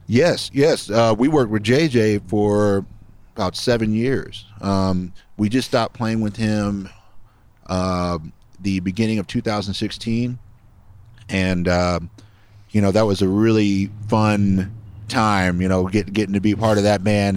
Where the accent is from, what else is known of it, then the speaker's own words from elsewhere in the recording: Los Angeles, California, United States; now in Austin, United States; I grew up in the San Fernando Valley in California, Reseda, California.